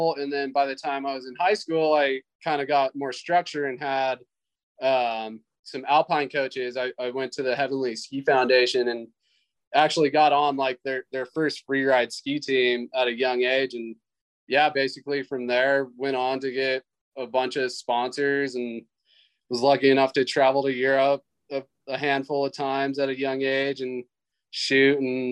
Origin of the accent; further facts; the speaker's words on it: United States; I grew up in the Lake Tahoe area